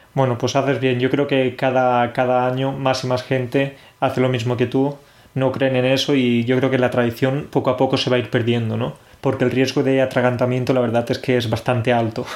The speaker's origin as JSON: {"language": "Spanish", "country": "Spain", "moved": "yes", "lives_now": "Poland", "said": "los españoles mezclamos las bebidas porque, claro, nosotros tenemos algo muy típico"}